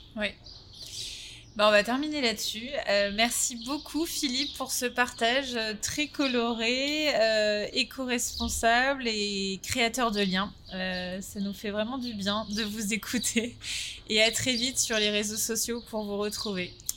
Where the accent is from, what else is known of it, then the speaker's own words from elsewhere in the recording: Paris, Île-de-France, France; en tant que Français parisiens